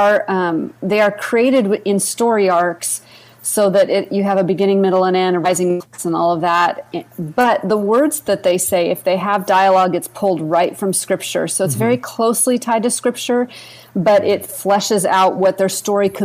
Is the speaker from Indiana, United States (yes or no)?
no; Seattle, Washington, United States; moved away as an adult; now in Texas, United States; when I moved to Texas from Seattle, I'm a Seattle Pacific Northwest girl